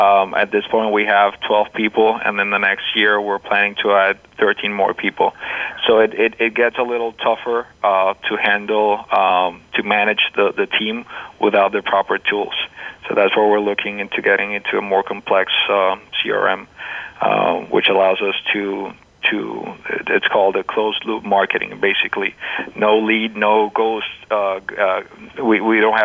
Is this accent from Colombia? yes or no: yes; Colombia; now in United States; Two of the partners here at District Tech, we are originally from Colombia